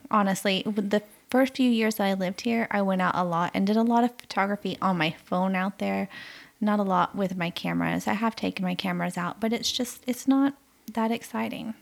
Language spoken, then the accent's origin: English; United States; moved away; my home country